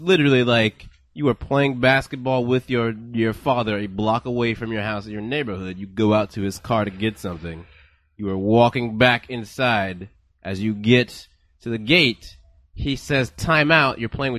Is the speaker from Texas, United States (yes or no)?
yes; Houston, Texas, United States; born or raised there